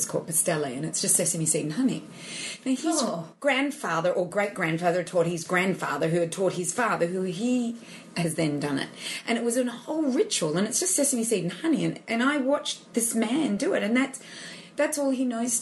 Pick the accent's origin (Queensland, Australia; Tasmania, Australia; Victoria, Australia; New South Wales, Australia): Victoria, Australia; I'm from Victoria and I remember the Greeks and the Italians in Victoria